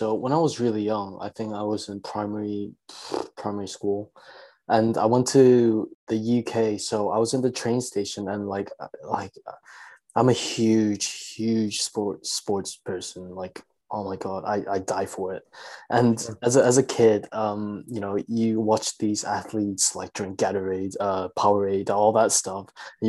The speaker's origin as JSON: {"language": "English", "country": "China", "tie": "born or raised there", "also_born_or_lived": "South Korea", "said": "when I already had like so much exposure growing up in China and Korea?"}